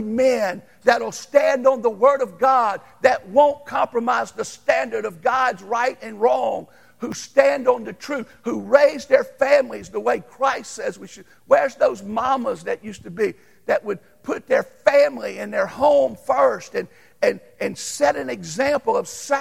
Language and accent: English; Louisiana, United States; I grew up in Louisiana